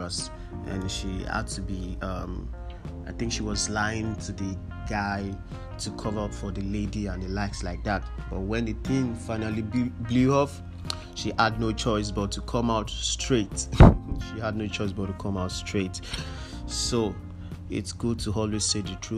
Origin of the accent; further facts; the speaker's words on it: Nigeria; We are in Nigeria. We were born here. We were raised here.